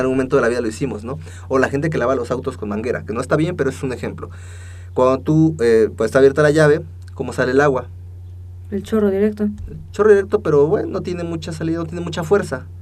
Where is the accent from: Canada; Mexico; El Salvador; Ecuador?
Mexico; somos los mexicanos